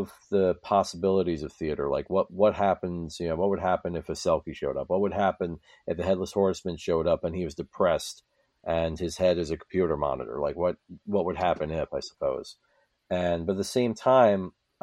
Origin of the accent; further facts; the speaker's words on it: Hudson River Valley, New York, United States; I grew up in the Hudson River Valley